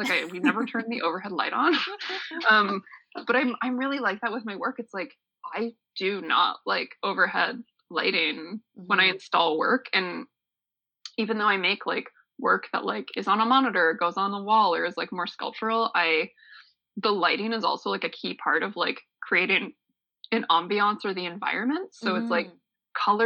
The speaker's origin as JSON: {"language": "English", "town": "Niagara Falls", "region": "Ontario", "country": "Canada", "tie": "born or raised there", "said": "I grew up in Niagara Falls, just like a stone's throw away from Clifton Hill"}